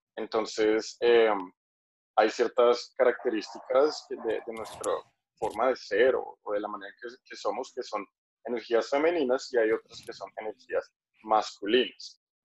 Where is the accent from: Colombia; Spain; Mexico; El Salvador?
Colombia; now in Thailand; soy colombiano, pero estoy en Tailandia en este momento